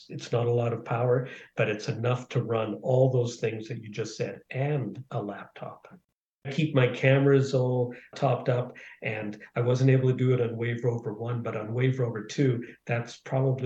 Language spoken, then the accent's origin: English; Canada; also born or lived in Dublin, Ireland; We moved to Canada when I was 6